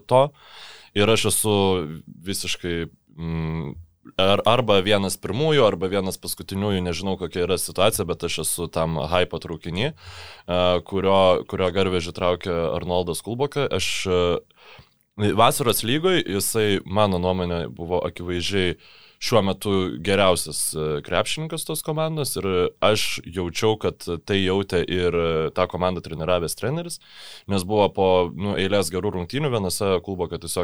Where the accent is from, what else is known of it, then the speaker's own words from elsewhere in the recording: Lithuania; mes lietuviai